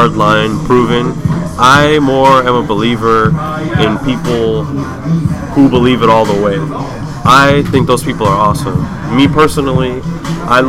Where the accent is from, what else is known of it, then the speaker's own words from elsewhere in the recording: Los Angeles, California, United States; I'm born and raised here, mid-city, Koreatown, Wilshire sort of area.